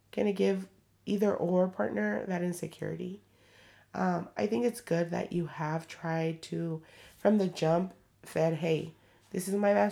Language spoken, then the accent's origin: English; Atlanta, Georgia, United States; By the way, I'm from Atlanta and I'm 27 years